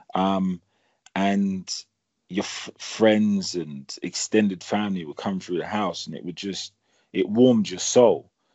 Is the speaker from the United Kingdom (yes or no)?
yes; London, United Kingdom; moved away as an adult; now in Portsmouth, United Kingdom; houses that we grew up in in Chelsea and Streatham with huge ceilings